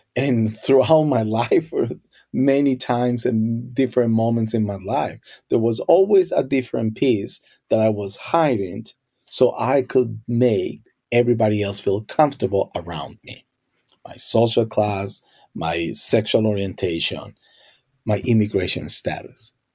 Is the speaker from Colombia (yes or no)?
yes; Colombia; first language Spanish; English is a second language; now in United States; growing up in Colombia, uh, Spanish was my first language